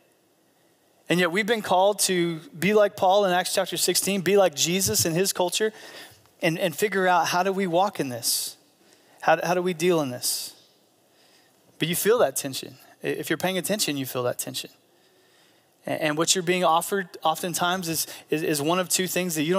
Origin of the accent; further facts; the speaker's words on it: United States; as American Christians